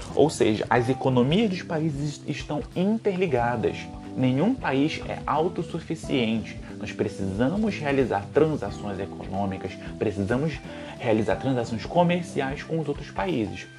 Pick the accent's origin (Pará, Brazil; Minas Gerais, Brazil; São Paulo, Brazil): Pará, Brazil; Belém; eu sou de Belém